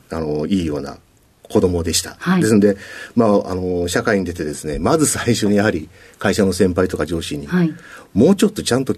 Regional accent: Yokohama, Kanagawa, Japan; also born or lived in Kawasaki; えー、出身は神奈川県、生まれは川崎で生まれて、育ちは横

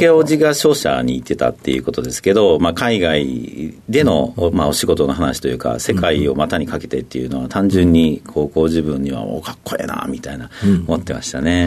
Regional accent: Toyonaka, Osaka, Japan; 大阪の豊中っていうとこ出身です。

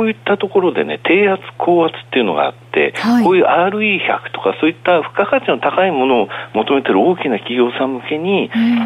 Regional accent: Akita, Japan; moved away; うちの田舎なんだけど、秋田は

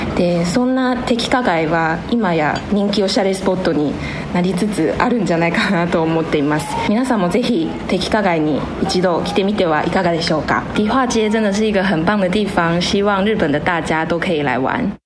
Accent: Taipei, Taiwan; Japanese is a second language; 私は台北で生まれ育ったんですが

